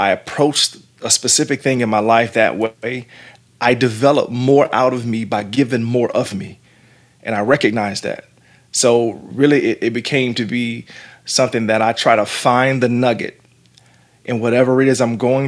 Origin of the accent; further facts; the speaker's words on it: Jacksonville, Florida, United States; growing up in the neighborhood that I grew up in Jacksonville, Florida